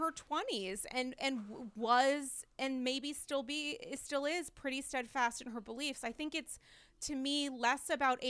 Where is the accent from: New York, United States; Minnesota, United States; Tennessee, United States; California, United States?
New York, United States; New York City; as a New Yorker